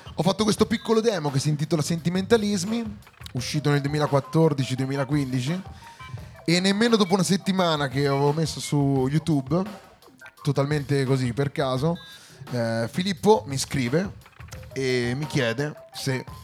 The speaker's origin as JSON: {"language": "Italian", "town": "Arezzo", "region": "Tuscany", "country": "Italy", "said": "Veniamo da Arezzo"}